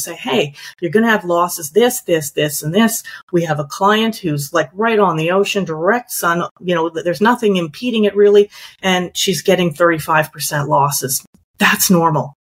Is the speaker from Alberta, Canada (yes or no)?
yes; Calgary, Alberta, Canada; moved away as an adult; now in Victoria, Canada; I'm originally from Calgary. So I moved out here 20 years ago for my career